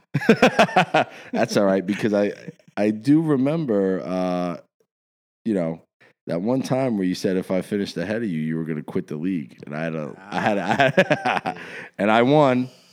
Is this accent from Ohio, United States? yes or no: no; South Orange, New Jersey, United States; also born or lived in Dumont, New Jersey; I grew up, I grew up in South Orange before I, I lived in Dumont